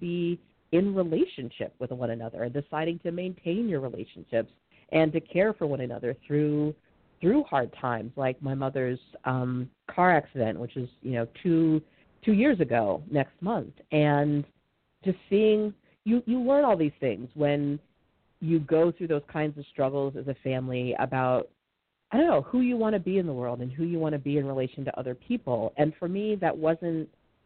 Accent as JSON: {"language": "English", "region": "Massachusetts", "country": "United States", "tie": "born or raised there", "moved": "yes", "lives_now": "Montgomery County, Maryland, United States", "said": "I was born up in Massachusetts"}